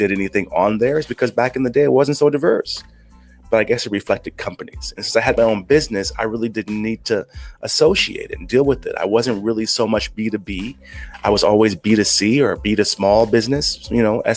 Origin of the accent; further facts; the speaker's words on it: United States; moved away as an adult; now in Philippines; when I was from the States